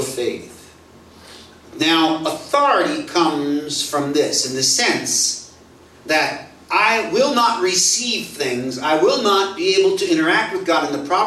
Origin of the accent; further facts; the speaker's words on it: United States; now in Singapore; I'm an American